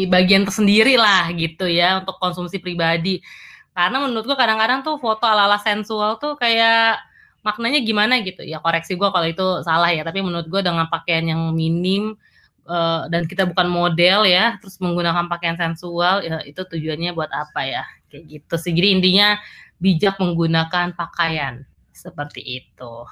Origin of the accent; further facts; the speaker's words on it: North Sumatra, Indonesia; kalau misalnya ke Sumatera Utara ke kampung gue gue nggak pernah tuh pakai celana pendek yang bener-bener pendek banget